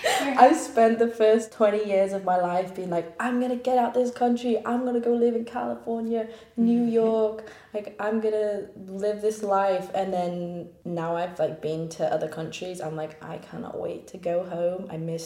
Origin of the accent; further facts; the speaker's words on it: Yorkshire and the Humber, United Kingdom; I'm from England. Can you tell? Yorkshire. North of England